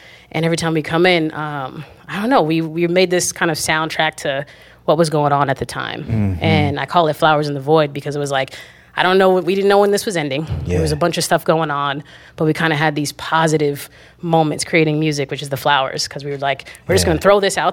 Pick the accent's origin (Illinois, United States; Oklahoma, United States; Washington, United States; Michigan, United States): Washington, United States; Lakewood; also born or lived in Tacoma; I grew up in Lakewood, and then my sister lived in Tacoma